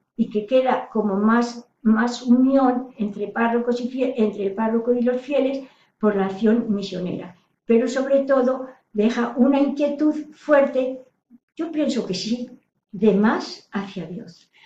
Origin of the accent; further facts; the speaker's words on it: Salamanca, Castile and León, Spain; now in Toledo, Spain; soy de Salamanca, ahora vivo en Toledo